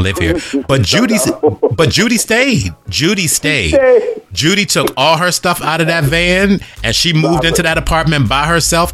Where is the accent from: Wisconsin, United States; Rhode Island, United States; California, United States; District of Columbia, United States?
District of Columbia, United States; Washington; I was born in Washington, D.C.